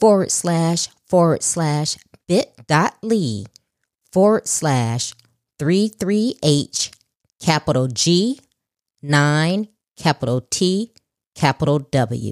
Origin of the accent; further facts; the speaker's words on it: Chicago, Illinois, United States; now in Houston, United States; I was born and raised in Chicago, so that's my hometown